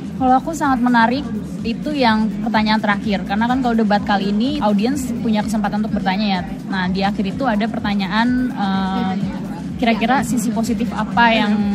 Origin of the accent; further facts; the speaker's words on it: Jakarta, Indonesia; moved away; aku dari Jakarta Indonesia